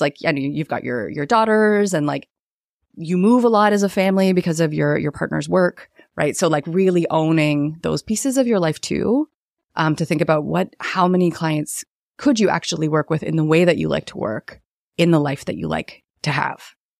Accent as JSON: {"language": "English", "country": "Canada", "said": "as a Canadian, so I'm Canadian"}